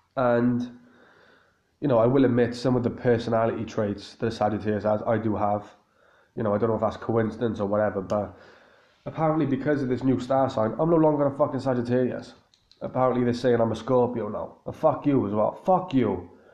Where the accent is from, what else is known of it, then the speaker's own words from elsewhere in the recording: Cardiff, Wales, United Kingdom; in Cardiff here in my hometown